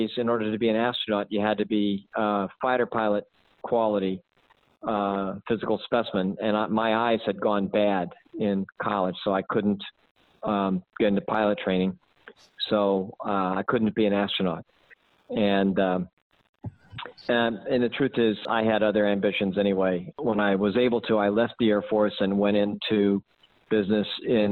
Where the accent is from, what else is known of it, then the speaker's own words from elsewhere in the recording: Missouri, United States; moved away as an adult; I graduated from a small town high school in Missouri